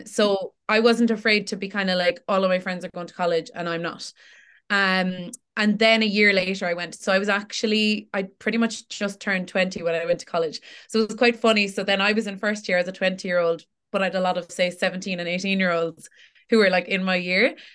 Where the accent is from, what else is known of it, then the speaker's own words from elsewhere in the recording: Tipperary, Munster, Ireland; also born or lived in Cork; I'm born and raised in Tipperary.